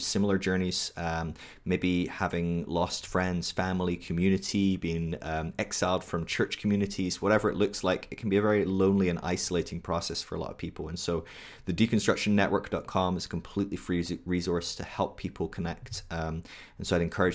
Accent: United Kingdom; I'm British

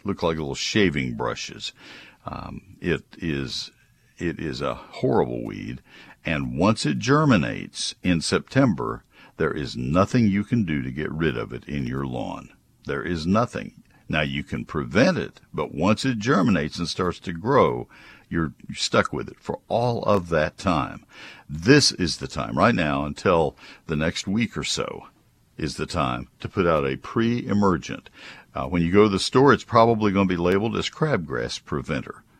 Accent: College Station, Texas, United States; when I was a kid, uh, in growing up in College Station

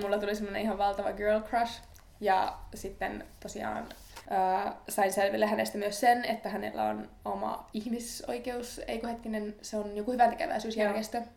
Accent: northern Finland, Finland; moved away; mistä mekin ollaan kotoisin pohjoisesta

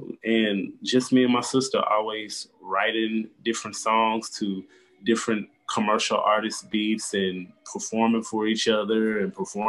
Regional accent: Dallas, Texas, United States; also born or lived in Arlington, Texas; I was born and raised in Dallas, Texas. I spent most of my teenage life in Arlington, Texas, so that's pretty much my hood, Ag Town.

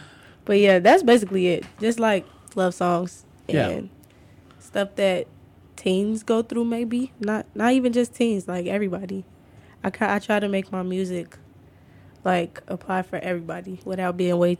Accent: Chicago, Illinois, United States; South suburbs.

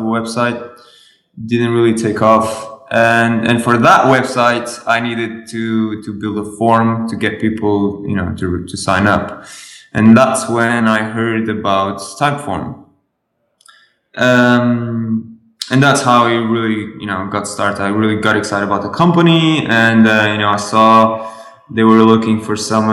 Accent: Lisbon, Portugal; I'm from Portugal. It's a little nice country next to Spain.

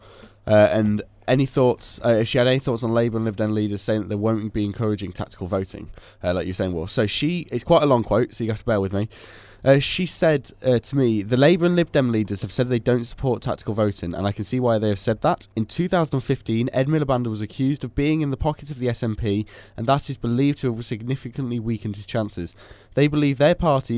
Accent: Boston, East Midlands, United Kingdom; my hometown of Boston Skegness

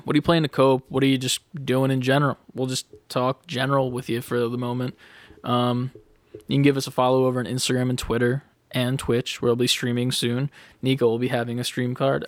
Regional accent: United States; we are American

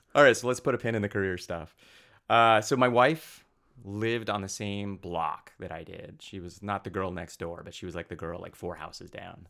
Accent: Pocatello, Idaho, United States; I grew up in southeast Idaho

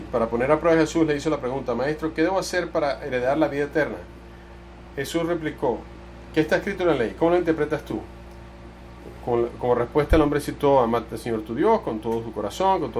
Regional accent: Texas, United States; soy de, Texas, de Texas y eh, es verdad, toda la gente, eh, las, cosas, las cosas son bien grandes en Texas, yo, yo allá soy un hombre pequeño

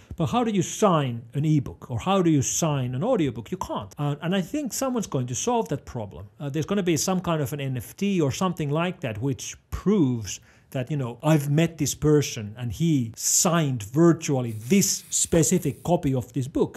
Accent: Finland; first language Finnish; English is a second language; I'm not an English speaker. I speak Finnish. Finnish is my home language, but I need to use English professionally.

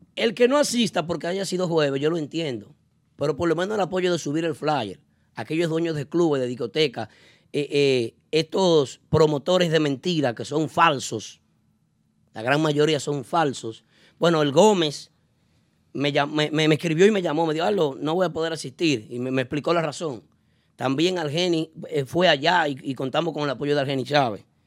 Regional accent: Dominican Republic; now in New York, United States; nos identifica como dominicanos

